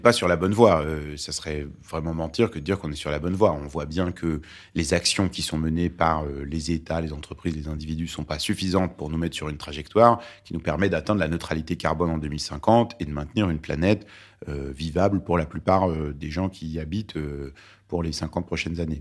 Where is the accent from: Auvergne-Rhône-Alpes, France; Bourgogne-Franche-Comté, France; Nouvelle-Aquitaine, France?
Auvergne-Rhône-Alpes, France; Lyon; first language Arabic; French is a second language; also born or lived in Beirut, Lebanon; je suis, euh, né au Liban, à Beyrouth, et c'est un pays où la gastronomie compte beaucoup. Et j'ai grandi à Lyon